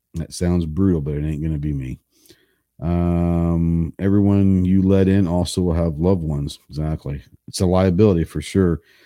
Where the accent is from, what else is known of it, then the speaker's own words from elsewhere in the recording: Dallas, Texas, United States; I grew up in Dallas, so I grew up in the city